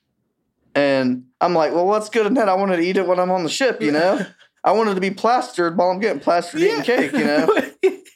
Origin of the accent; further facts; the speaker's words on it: Florida, United States; I'm from Florida